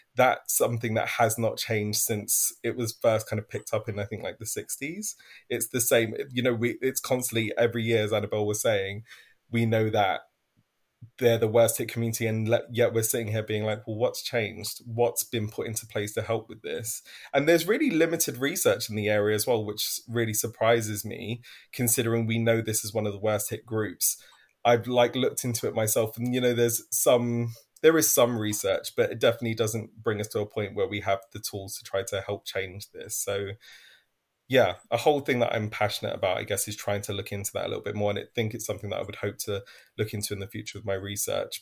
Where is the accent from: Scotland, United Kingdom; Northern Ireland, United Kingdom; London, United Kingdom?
London, United Kingdom; I'm originally from East London.